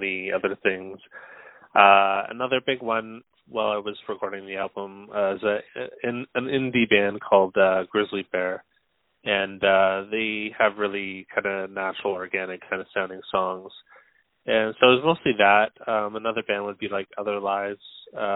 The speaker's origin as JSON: {"language": "English", "area": "Vancouver Island", "region": "British Columbia", "country": "Canada", "tie": "born or raised there", "lives_now": "Vancouver, Canada", "said": "I'm currently living in Vancouver, BC. I've lived on the Vancouver Island most of my life"}